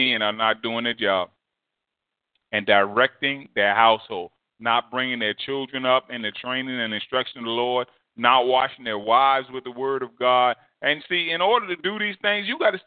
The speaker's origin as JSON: {"language": "English", "region": "New Jersey", "country": "United States", "tie": "born or raised there", "said": "growing up in New Jersey"}